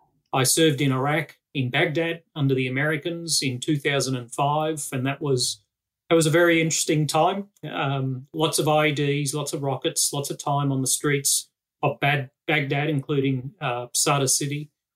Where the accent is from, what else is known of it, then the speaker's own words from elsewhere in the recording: Australia; So I retired officially last Sunday after 35 years, 1 month and 11 days as an Australian soldier.